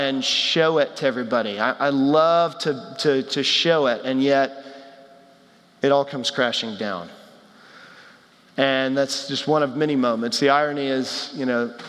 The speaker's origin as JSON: {"language": "English", "region": "Texas", "country": "United States", "tie": "born or raised there", "said": "I grew up in Texas"}